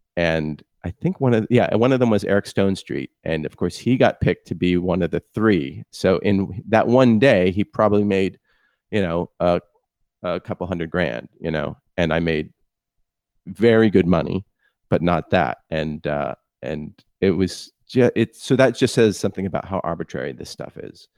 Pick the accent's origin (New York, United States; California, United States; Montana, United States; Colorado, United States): California, United States; Palo Alto; I grew up in Palo Alto